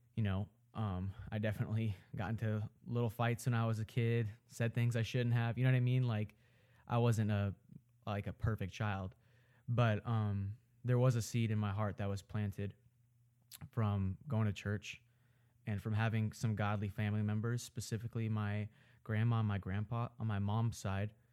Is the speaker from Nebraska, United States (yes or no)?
yes; Omaha, Nebraska, United States; I live in Omaha, Nebraska. I'm from Omaha, Nebraska. I grew up here